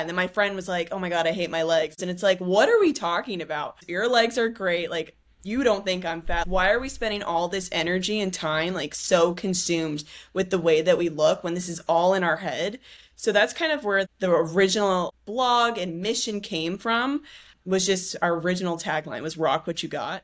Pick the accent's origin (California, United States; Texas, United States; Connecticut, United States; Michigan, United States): California, United States; San Diego; I grew up in San Diego.